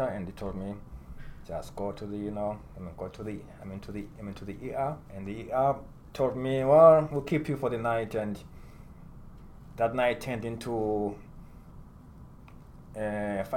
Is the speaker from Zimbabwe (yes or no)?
yes; Zimbabwe; moved away as an adult; also born or lived in Michigan, United States; now in United States; I was born and raised in Zimbabwe. And I came to the U.S. When I was 25